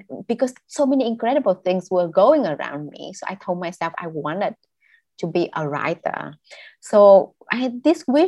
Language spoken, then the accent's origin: English; Bac Lieu, Vietnam; English is a second language; also born or lived in northern Vietnam; growing up in South Vietnam, in Bac Liêu at that time